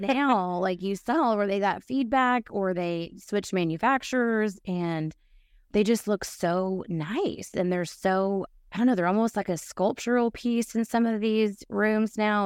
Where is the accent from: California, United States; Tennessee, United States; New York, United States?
Tennessee, United States; Nashville; moved away as an adult; also born or lived in Atlanta; I am from Nashville